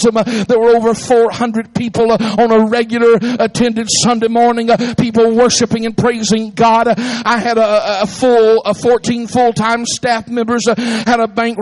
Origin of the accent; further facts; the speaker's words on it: Atlanta, Georgia, United States; I'm originally from Atlanta